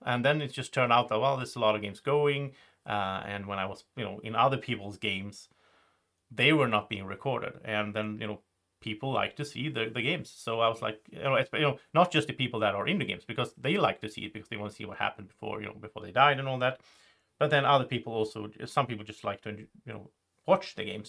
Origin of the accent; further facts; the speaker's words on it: Sweden; English is a second language; I'm, I'm from Sweden.